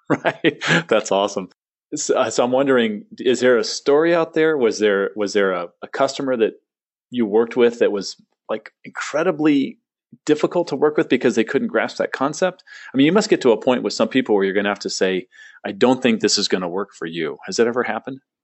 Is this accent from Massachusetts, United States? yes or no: no; San Diego, California, United States; moved away as an adult; also born or lived in Phoenix; I grew up in San Diego.